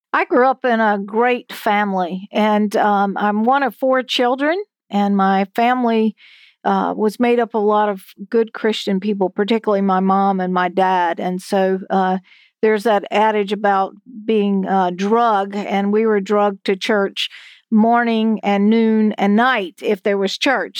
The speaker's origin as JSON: {"language": "English", "area": "Hyde County", "region": "North Carolina", "country": "United States", "tie": "born or raised there", "said": "where I grew up in Hyde County"}